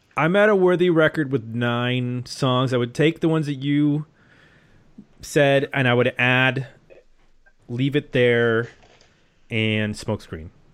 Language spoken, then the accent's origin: English; Buffalo, New York, United States; as an honorary Canadian, because I grew up in Buffalo.